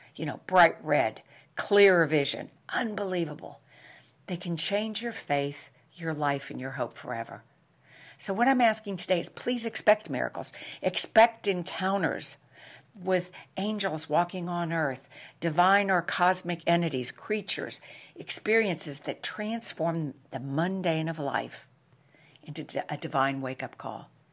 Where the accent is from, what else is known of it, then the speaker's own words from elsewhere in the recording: New York, United States; moved away; I am from New York